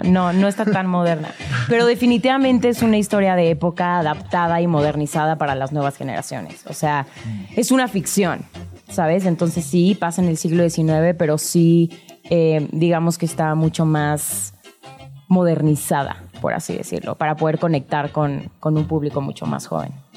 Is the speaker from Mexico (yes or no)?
yes; Mexico; los que somos de México